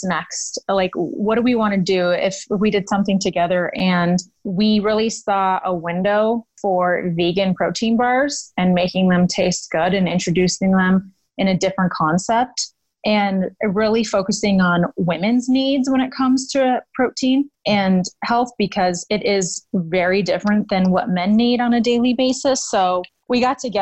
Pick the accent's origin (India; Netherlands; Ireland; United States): United States; Denver, Colorado; I am from Denver, Colorado. Growing up, pretty much all I did was play sports and live outside with my family. Both my parents are from our transplant. So growing up in Colorado was really fun